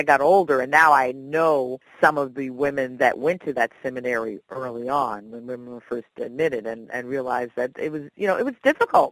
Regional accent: Philadelphia, Pennsylvania, United States; I went to the Philadelphia High School for Girls

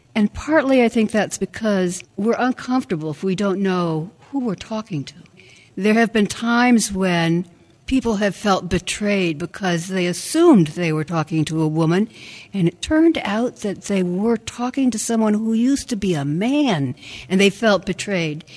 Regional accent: Madison, Wisconsin, United States; I grew up in First Baptist Church in Madison, Wisconsin

